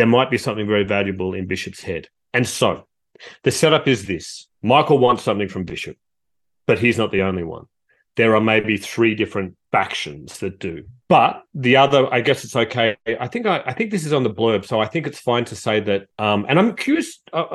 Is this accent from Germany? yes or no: no; Australia; also born or lived in Canberra; as an Australian